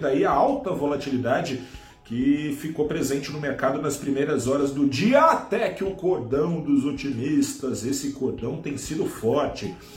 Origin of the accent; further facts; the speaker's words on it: Brazil; como brasileiros que somos